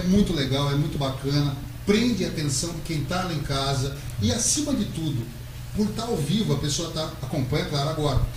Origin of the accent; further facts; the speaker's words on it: São Manuel, São Paulo, Brazil; minha infância eu passei por São Manuel. Não nasci exatamente Olha. na cidade de São Manuel. Nasci em Aparecida de São Manuel.